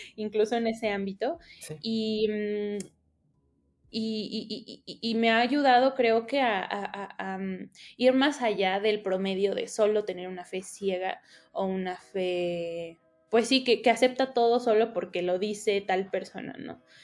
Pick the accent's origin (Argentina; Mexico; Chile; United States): Mexico